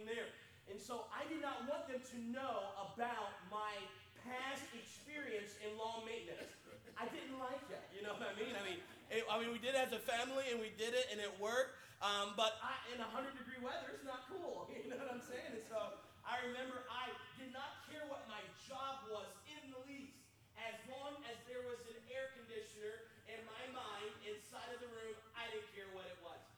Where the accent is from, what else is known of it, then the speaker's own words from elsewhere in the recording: beachside North Carolina, United States; I'm from North Carolina, and from being from the beachside North Carolina, it's a whole different animal than Western North Carolina. I don't have the draw.